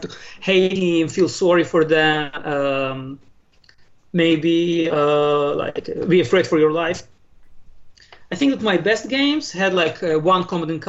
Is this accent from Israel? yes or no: yes; Israel; also born or lived in Moscow, Russia; I was born in Moscow. {S0} Okay. {S1} But I came to Israel very young. I was 5. So I was mostly raised in Israel, but I come from a Russian-speaking home.